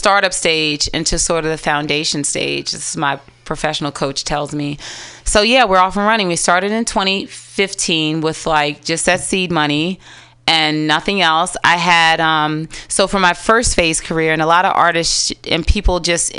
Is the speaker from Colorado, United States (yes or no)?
no; Washington, District of Columbia, United States; now in San Francisco, United States; I'm from D.C., Black through and through